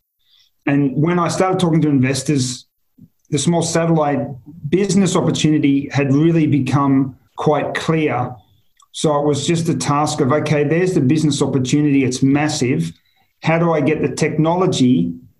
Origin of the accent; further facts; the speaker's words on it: Australia; moved away as an adult; also born or lived in Singapore; I'm Australian, you know, I know Australia well.